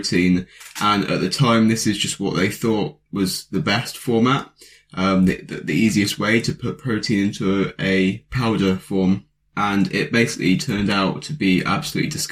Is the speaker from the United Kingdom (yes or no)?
yes; United Kingdom; I'm a British lad